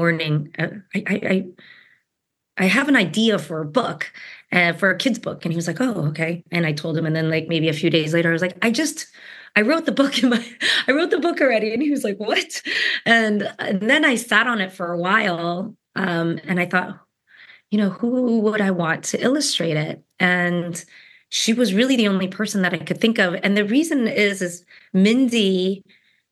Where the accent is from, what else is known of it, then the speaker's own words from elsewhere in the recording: New Jersey, United States; I was born in New Jersey.